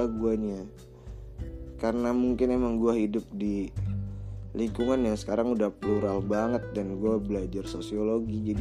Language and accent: Indonesian; Jakarta, Indonesia; menjunjung tinggi nilai-nilai budaya etnisitas gue berasal gitu ya gue kan orang Betawi banget nih